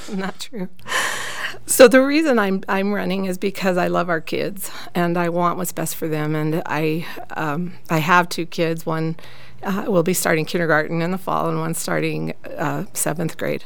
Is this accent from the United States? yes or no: yes; St. George, Utah, United States; now in Cedar City, United States; I am from Southern Utah. I went to high school down in St. George, and I've lived in Cedar City for the past 22 years.